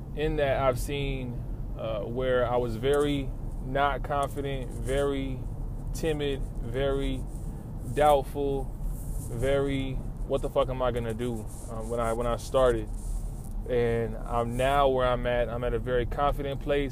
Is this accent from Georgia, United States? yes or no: no; Lawton, Oklahoma, United States; moved away as an adult; now in Oklahoma City, United States; I'm from Lawton